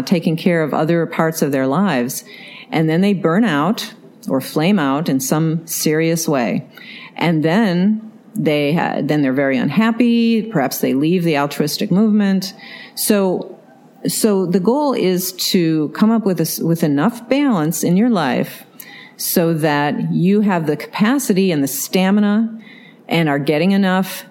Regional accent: New York, United States; moved away as an adult; also born or lived in Massachusetts; now in San Francisco Bay Area, United States; I was brought up in New York State

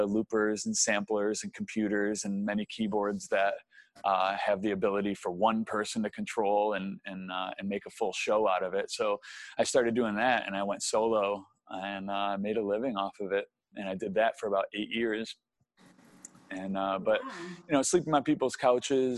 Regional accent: Syracuse, New York, United States; moved away as an adult; also born or lived in Arizona; growing up in Syracuse, New York, I was a Northeastern guy

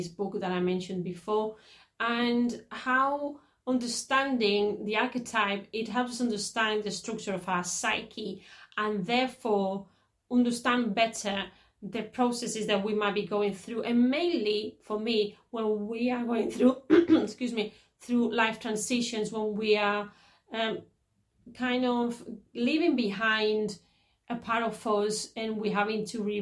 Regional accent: Catalonia, Spain; Even though my parents are Andalusian, I was born in Catalonia

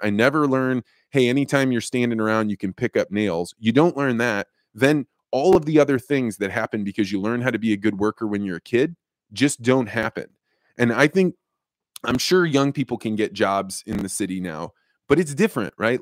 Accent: Eureka, Illinois, United States; moved away; Eureka, Illinois prepared me to be a, you know, somebody that wa-, went out into the world

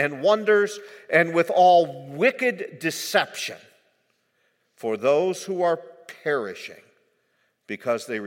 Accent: United States; as an American, I have in my life, soon to be 70 years old

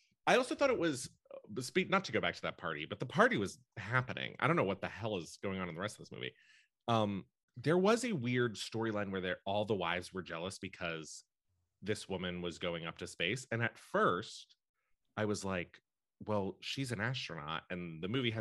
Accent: Western Pennsylvania, United States; I am from Pennsylvania

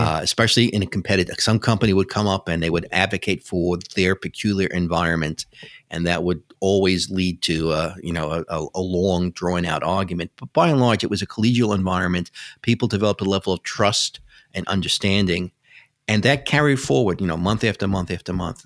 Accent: New York City, New York, United States; I grew up in New York City, which you can probably tell by my accent.

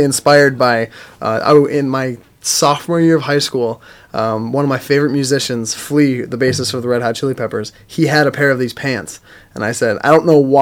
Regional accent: Wisconsin, United States; moved away; I'm from Wisconsin originally

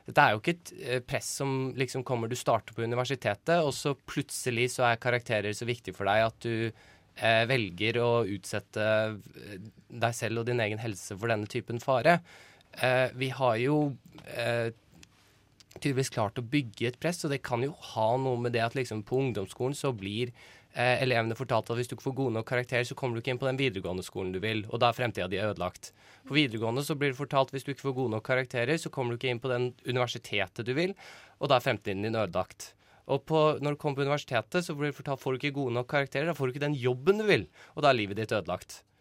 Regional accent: Bærum, Akershus, Norway

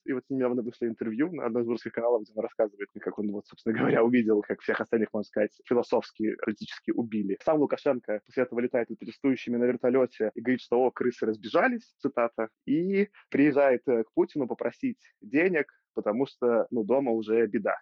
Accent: Belarus; я белорус

